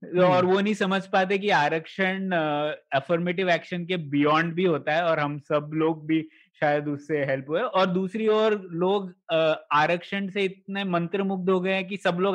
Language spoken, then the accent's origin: Hindi; Goa, India; state quota था हम लोगों के यहाँ पर कि मैं गोवा से आता हूँ